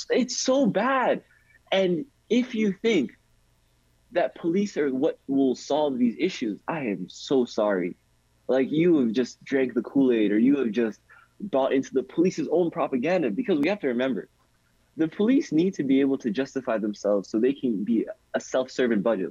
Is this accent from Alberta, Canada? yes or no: no; Toronto, Ontario, Canada; I'm from Rexdale, I'm from the west side of Toronto.